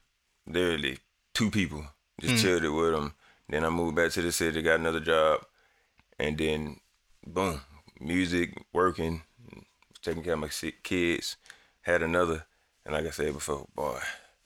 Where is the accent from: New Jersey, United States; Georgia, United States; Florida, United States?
Georgia, United States; Atlanta; I'm from Atlanta, but mm-hmm. I lived in the country, too.